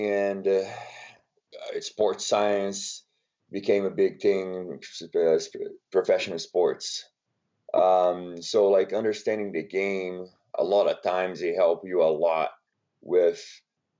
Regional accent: Brazil; English is a second language; moved away as an adult; now in United States; born and raised in Brazil, came to the United States to play basketball

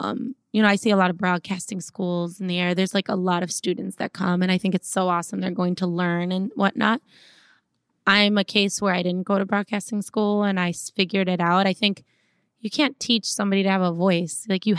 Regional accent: Minnesota, United States; Listen, he taught me to toughen up because I came from Minnesota all sweet and like everybody's nice and let's just be like, oh, everybody's

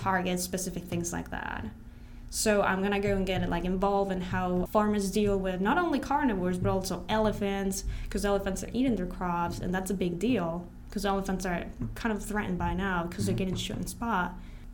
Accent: Colombia; now in United States; I'm from Colombia

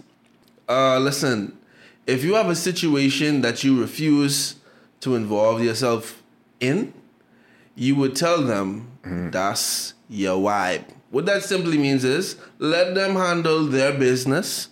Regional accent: Nassau, Bahamas; I was born in Nassau

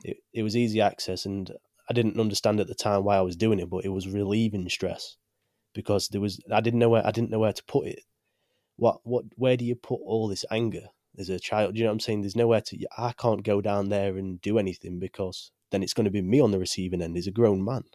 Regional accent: Chesterfield, East Midlands, United Kingdom; I'm from the UK, from a small place called Chesterfield.

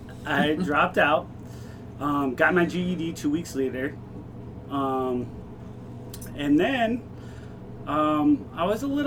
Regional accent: Ohio, United States; born there; I was born here in Ohio.

